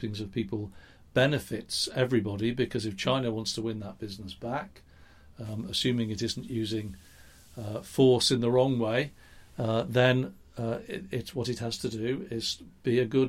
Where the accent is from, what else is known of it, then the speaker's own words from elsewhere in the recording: England, United Kingdom; accent: English; I'm English, you can hear that in my accent, I'm sure